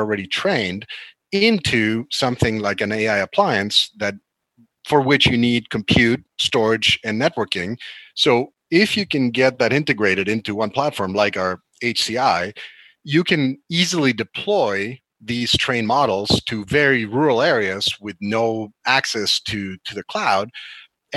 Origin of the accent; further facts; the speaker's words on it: Argentina; now in United States; South America, where I'm from, you know, I was born in Argentina